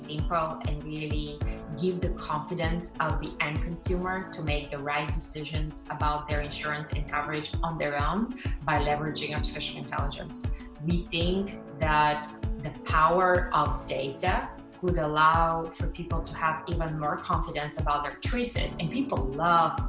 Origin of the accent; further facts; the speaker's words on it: Pazardzhik, Pazardzhik Province, Bulgaria; moved away as an adult; now in United States; I was born in a middle-sized town called Pazarjik in Bulgaria. And I grew up in, we could call it, middle-class family.